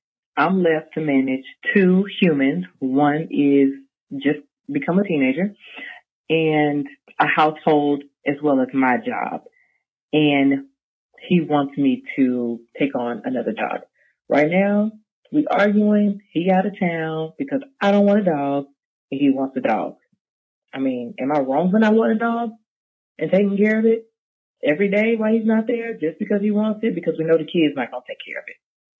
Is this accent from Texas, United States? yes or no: no; Atlanta, Georgia, United States; Hello, this is … I'm from Atlanta, Georgia.